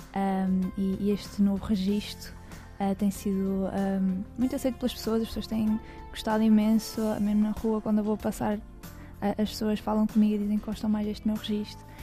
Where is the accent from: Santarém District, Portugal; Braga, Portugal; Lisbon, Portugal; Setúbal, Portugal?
Braga, Portugal; Cabeceiras de Basto; na minha terra, em Cabeceiras